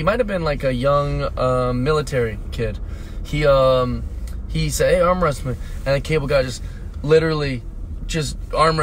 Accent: Seattle, Washington, United States; I'm from Seattle

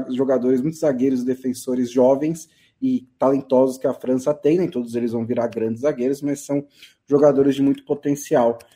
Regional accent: Brazil; eu vim do Brasil

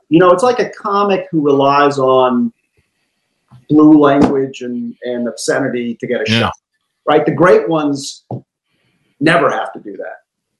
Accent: United States; Each one of us as American citizens

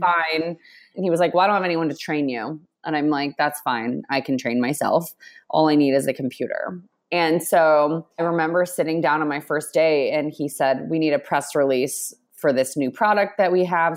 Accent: Texas, United States; moved away as an adult; now in New York, United States; I grew up in Texas and came to New York.

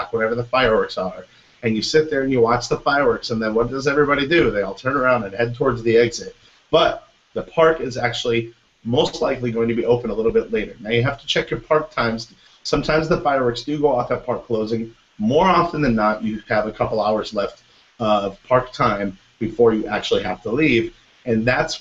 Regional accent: Michigan, United States; now in Orlando, United States; I'm from Michigan, so I know how to shovel snow

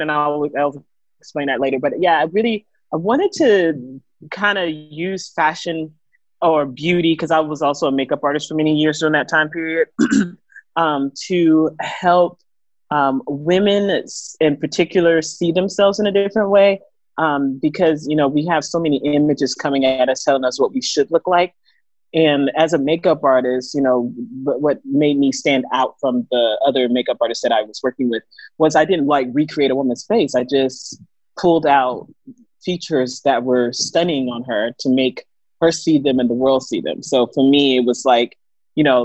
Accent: Houston, Texas, United States; moved away as an adult; now in Koh Phangan, Thailand; I'm from Houston, Texas, you know, very popular city right now. And I'm currently in Koh Phangan, Thailand.

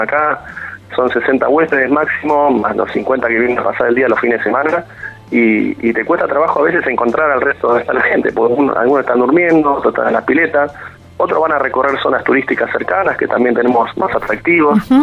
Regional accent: Bahía Blanca, Buenos Aires Province, Argentina; now in Pedro Luro, Argentina; yo soy de Bahía Blanca nativo

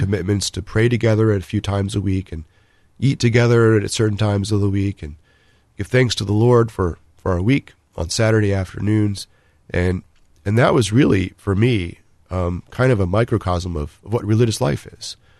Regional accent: Maryland, United States; also born or lived in Northern Virginia; now in Columbus, United States; I was born in Northern Virginia, um, grew up mostly in Maryland, so the Washington, D C area

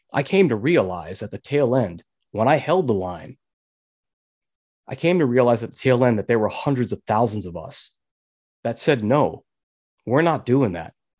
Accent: New York, United States; I was born and raised in New York, and I was there when nine eleven happened.

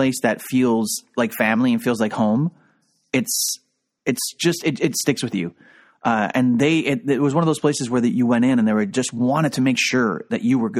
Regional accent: Toronto, Ontario, Canada; as a Torontonian

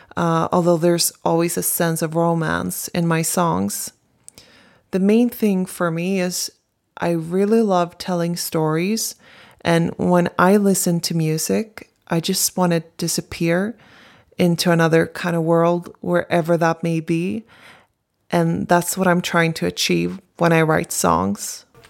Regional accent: Stockholm, Stockholm County, Sweden; I'm from Stockholm, Sweden.

